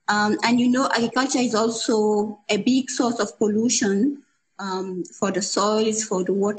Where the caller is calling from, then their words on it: Ouagadougou, Centre, Burkina Faso; I'm joining from Burkina Faso in Ouagadougou.